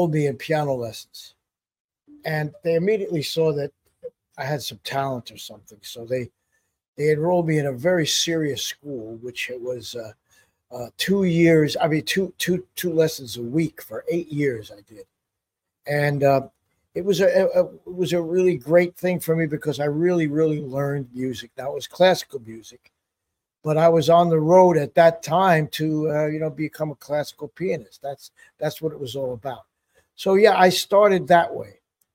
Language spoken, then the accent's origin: English; New York, United States; growing up near New York City